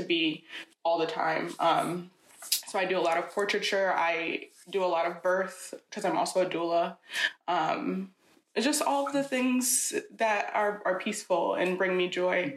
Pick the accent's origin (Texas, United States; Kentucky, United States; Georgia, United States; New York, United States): New York, United States; Schenectady; now in Troy, United States; I grew up in Schenectady from age 11 until I moved to Troy when I was an adult